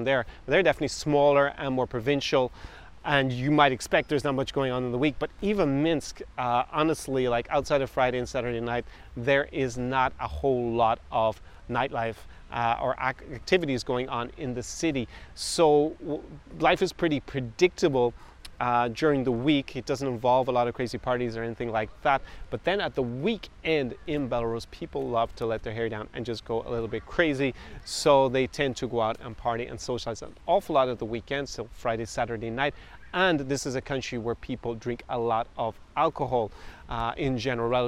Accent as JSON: {"language": "English", "country": "Ireland", "tie": "born or raised there", "said": "I was born in Ireland"}